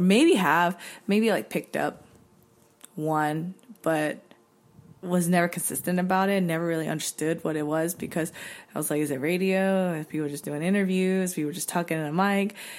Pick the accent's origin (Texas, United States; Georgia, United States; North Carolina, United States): North Carolina, United States; now in Los Angeles, United States; growing up in North Carolina in a predominantly white community